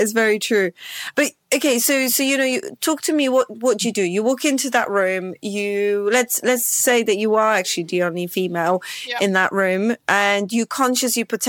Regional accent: Poland; English is a second language; So I'm Polish and my accent is just confused, right? So it has all sorts of different accents within it.

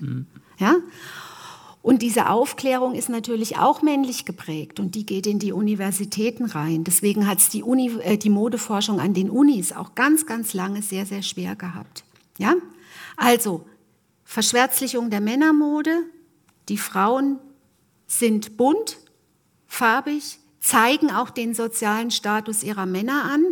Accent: Germany; ich komme äh, aus der Gegend Martin Luthers

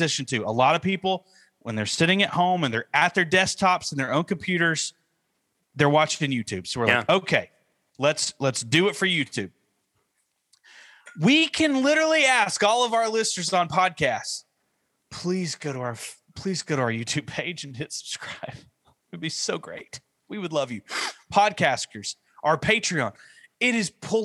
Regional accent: Northeast Georgia, United States; I'm from Northeast Georgia.

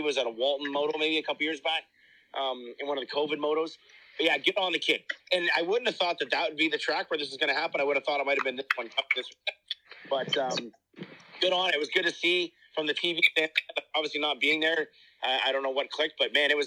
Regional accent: Canada; as a Canadian super fan

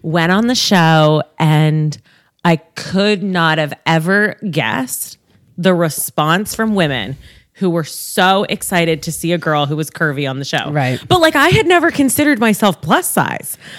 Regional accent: Toronto, Ontario, Canada; I'm a Toronto girl, born and raised

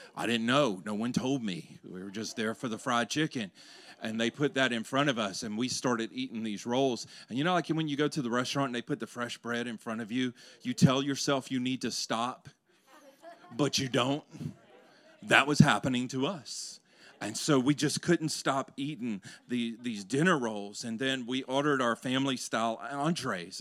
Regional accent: Louisiana, United States; growing up in Louisiana

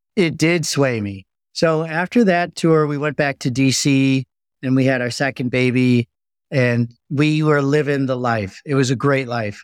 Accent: just outside of Chicago, Illinois, United States; I grew up just outside of Chicago

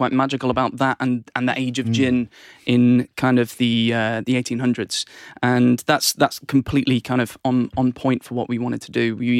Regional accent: England, United Kingdom; I'm the only Englishman for the company, so...

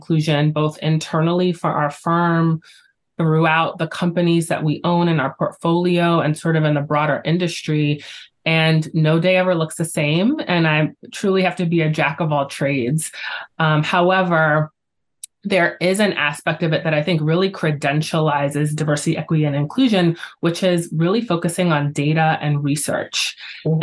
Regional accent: New York, United States; I am a New Yorker at heart and I'm very proud

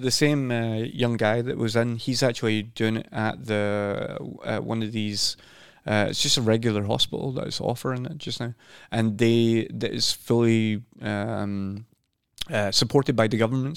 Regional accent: Scotland, United Kingdom; also born or lived in London / Sweden / Norway; now in Oslo, Norway; I'm from Scotland as well

